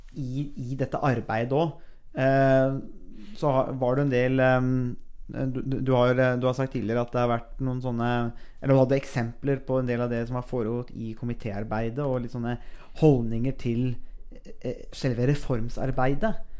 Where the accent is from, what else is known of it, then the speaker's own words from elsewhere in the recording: Buskerud, Norway; jeg er jo fra Buskerud